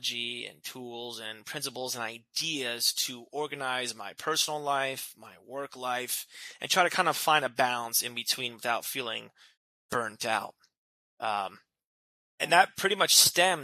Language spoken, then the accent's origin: English; New Jersey, United States; moved away as an adult; now in California, United States; I'm originally from New Jersey. I was born and raised there my entire life.